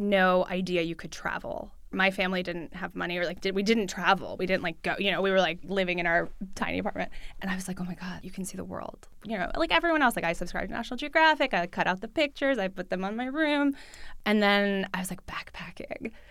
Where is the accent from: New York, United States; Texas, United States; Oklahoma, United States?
New York, United States; New York City; first language Russian; English is a second language; moved away as an adult; also born or lived in Midwest; I grew up in New York City. I grew up with my mom. I went to public school. I speak Russian at home, uh, with my family. I learned English in school.